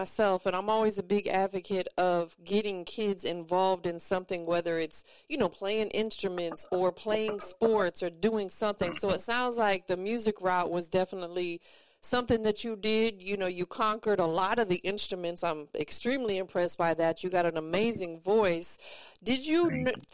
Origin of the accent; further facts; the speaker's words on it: Tampa, Florida, United States; now in Atlanta, United States; I'm from Tampa. I still represent it. People call me …, but I'm out here in ATL now